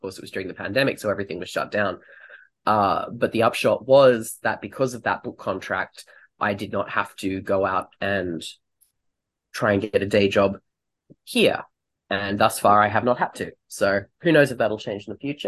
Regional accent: Australia; moved away as an adult; also born or lived in United Kingdom; now in United States; I am Australian. I've been living in the US for 5 years, and previously I lived in the UK for 5 years

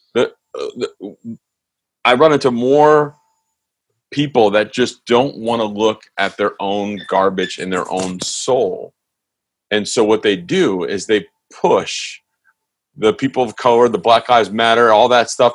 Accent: East Coast, United States; moved away; I grew up on the East Coast

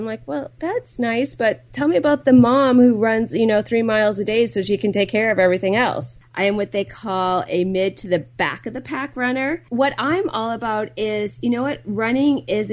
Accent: Milwaukee, Wisconsin, United States; I'm from the Milwaukee area

